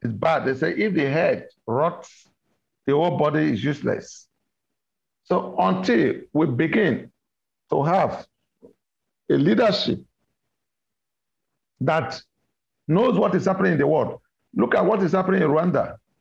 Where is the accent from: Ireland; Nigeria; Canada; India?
Nigeria; our own country